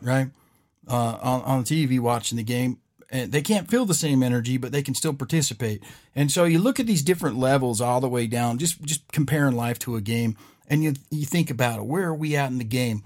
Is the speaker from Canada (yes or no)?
no; West Coast, United States; I'm not from here. I'm from the West Coast.